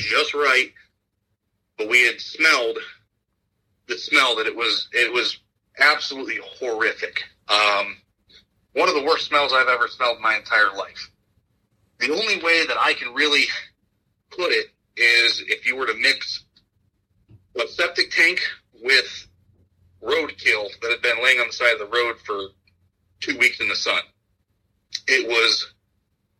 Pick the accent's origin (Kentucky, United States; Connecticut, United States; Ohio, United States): Ohio, United States; Ashtabula County, Northeast; I am from Northeast Ohio, Asheville County. Lived here all my life